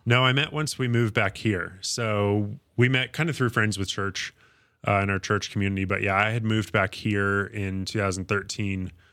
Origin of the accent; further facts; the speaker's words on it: Fort Collins, Colorado, United States; also born or lived in Windsor, Colorado / Oklahoma; I grew up in Fort Collins.